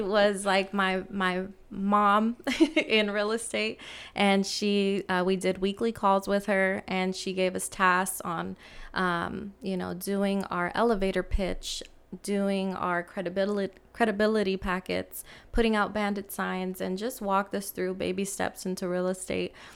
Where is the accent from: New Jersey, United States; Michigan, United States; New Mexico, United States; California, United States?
California, United States; San Francisco; I grew up in San Francisco